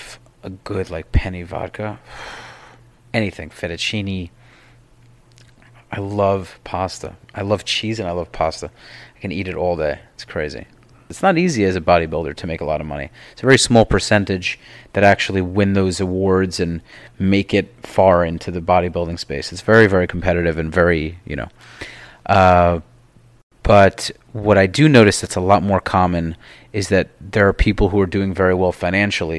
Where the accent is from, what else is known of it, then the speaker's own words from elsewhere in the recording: New York, United States; now in Miami, United States; I'm from New York.